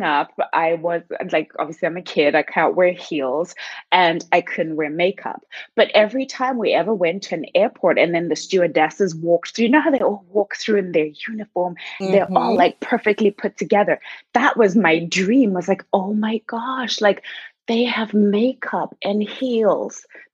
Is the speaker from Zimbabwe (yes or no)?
yes; Zimbabwe; first language Shona; English is a second language; moved away; I'm from Zimbabwe. And so in Zimbabwe, they three main languages, English, Shona and Ndebele. So I speak Shona, which is my mother tongue